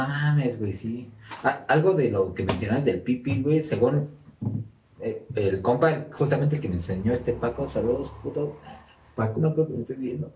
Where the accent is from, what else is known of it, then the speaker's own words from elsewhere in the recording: Mexico; accent: ñero; nosotros somos de México por si no, habían distinguido nuestro acento ñero.